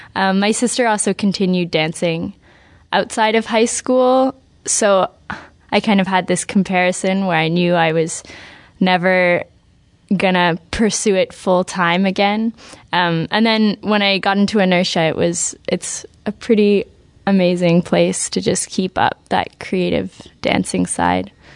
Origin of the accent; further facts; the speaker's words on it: Vancouver, British Columbia, Canada; moved away as an adult; now in Montreal, Canada; I grew up in Vancouver